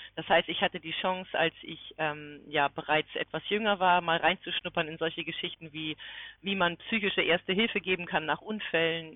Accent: near Kiel, Schleswig-Holstein, Germany; Ich bin in der Nähe von Kiel groß geworden

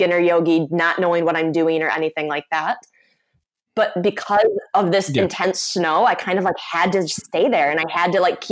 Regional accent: Michigan, United States; I'm from Michigan

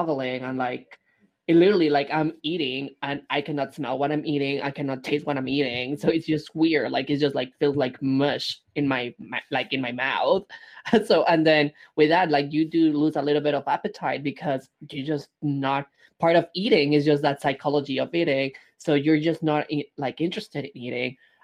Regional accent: Mexico; moved away; growing up in Mexico

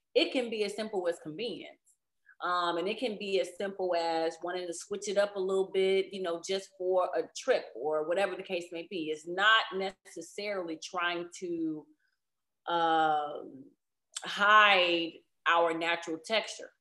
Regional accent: Chicago, Illinois, United States; I'm, I'm from Chicago. I am a big city girl

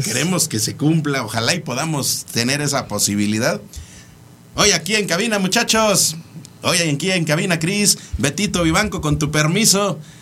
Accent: Mexico; Como mexicanos

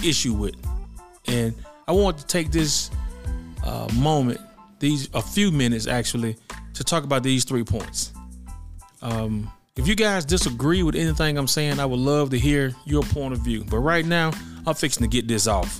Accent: Birmingham, Alabama, United States; my hometown of Birmingham, Alabama

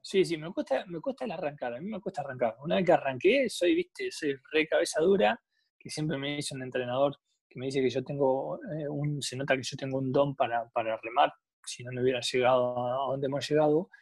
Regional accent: General La Madrid, Buenos Aires Province, Argentina; yo soy de General La Madrid, nací

